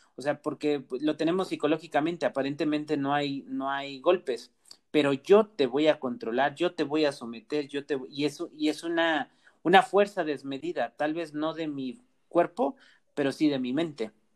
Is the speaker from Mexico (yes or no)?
yes; Mexico; como sociedad mexicana